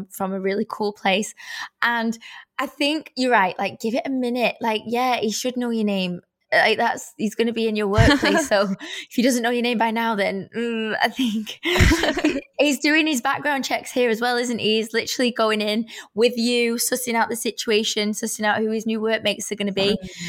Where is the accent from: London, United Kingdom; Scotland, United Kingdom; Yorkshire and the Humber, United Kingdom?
Scotland, United Kingdom; Edinburgh; We're both from Edinburgh, Scottish, so we're like bonding over that. And it's so nice to have a fellow Scot around to relate to.